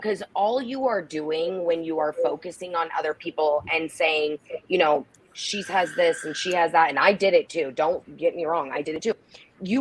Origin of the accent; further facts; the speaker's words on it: Nebraska, United States; moved away as an adult; also born or lived in Fort Lauderdale, Florida; When I moved back home, because I was from Nebraska, and then I moved to Fort Lauderdale for work, and then I moved back here.